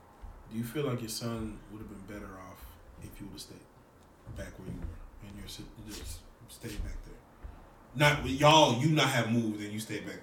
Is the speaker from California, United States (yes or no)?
no; Dallas, Texas, United States; also born or lived in Little Rock; I grew up in Korean town. Like every one of my friends were Korean. I had no black friends when I grew up in elementary